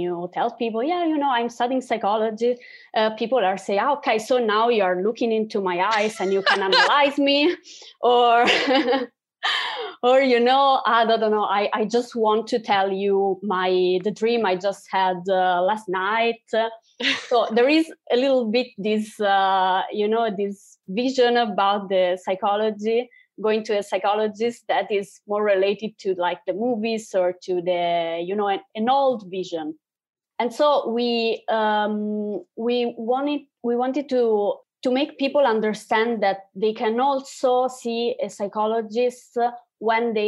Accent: Italy; especially here in Italy, we are from Italy

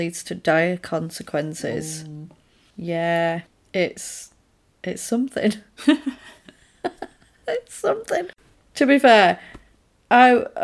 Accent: Yorkshire and the Humber, United Kingdom; I am from Yorkshire.

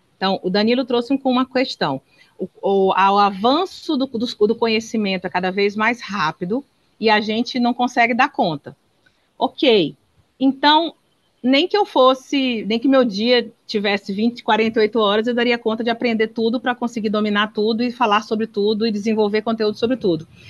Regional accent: Northeast Region, Brazil; eu que sou nordestina

